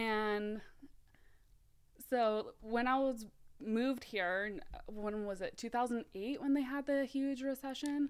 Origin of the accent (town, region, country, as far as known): Mountain View, California, United States; born or raised there; also born or lived in South Africa / San Jose